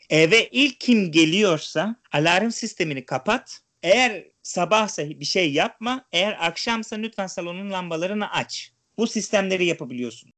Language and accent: Turkish; İzmir, Turkey; now in Europe; Doğma büyüme İzmirliyim. Şu an Avrupa'da yaşıyorum.